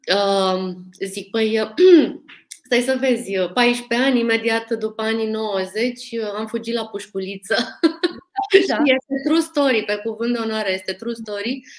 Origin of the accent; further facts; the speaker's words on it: Romania; noi, ca români